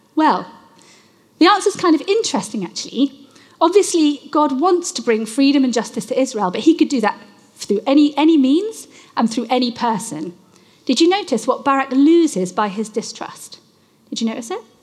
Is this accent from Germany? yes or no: no; United Kingdom; I am British